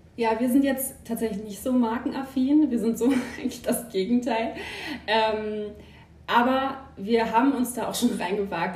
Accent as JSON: {"language": "German", "country": "Germany", "tie": "born or raised there", "also_born_or_lived": "Emsland", "moved": "yes", "lives_now": "Hanover, Germany", "said": "ursprünglich gebürtig, komme ich aus der Nähe von Bremen"}